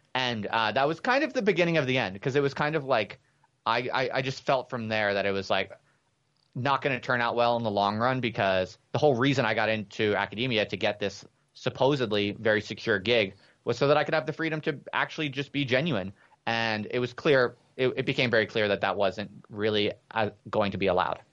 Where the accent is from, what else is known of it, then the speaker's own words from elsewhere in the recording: United States; moved away as an adult; also born or lived in England; an American P H D student